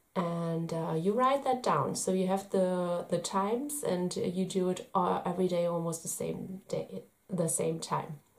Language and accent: English; Germany; I'm from Germany.